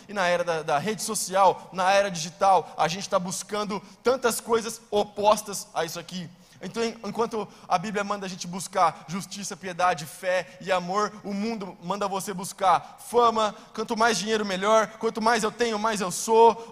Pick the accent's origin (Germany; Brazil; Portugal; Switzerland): Brazil; nós aqui, nós não somos judeus, a gente é brasileiro